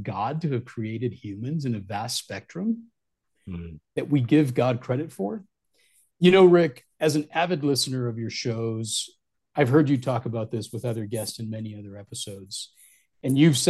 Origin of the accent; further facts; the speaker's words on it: Southwest, United States; moved away as an adult; also born or lived in Midwest; in 2017, I moved back to my origins in the Southwest